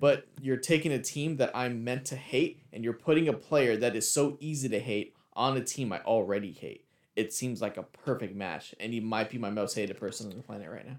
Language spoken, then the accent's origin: English; California, United States; I grew up out here in Cali